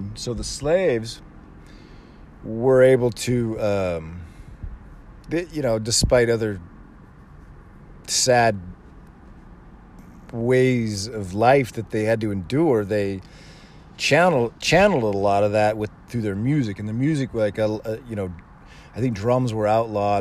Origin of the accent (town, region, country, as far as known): United States